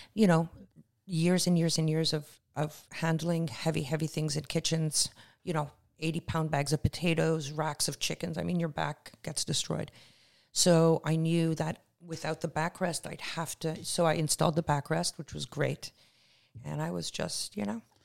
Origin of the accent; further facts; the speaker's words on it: Canada; moved away as an adult; also born or lived in Israel / Toronto; now in Los Angeles, United States; I'm Canadian. I emigrated in November uh, as an alien with extraordinary ability